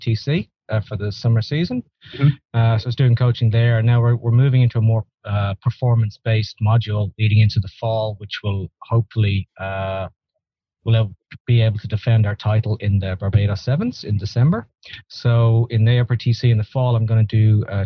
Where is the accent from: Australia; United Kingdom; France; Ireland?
Ireland; moved away as an adult; now in Texas, United States; I'm originally from Ireland and I moved to Texas about actually Thanksgiving 2009